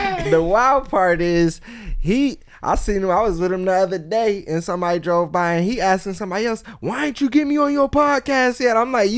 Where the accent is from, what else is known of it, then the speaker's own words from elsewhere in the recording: Columbus, Ohio, United States; moved away as an adult; also born or lived in Huntington, West Virginia / Akron, Ohio; now in California, United States; I was raised in Columbus, Ohio. I was born in Huntington, West Virginia.